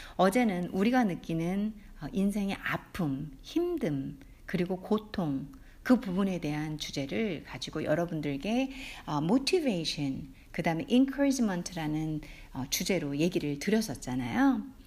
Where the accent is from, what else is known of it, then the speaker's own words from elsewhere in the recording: South Korea; first language Korean; 한국 사람으로 태어나서 한국말이 모국어인데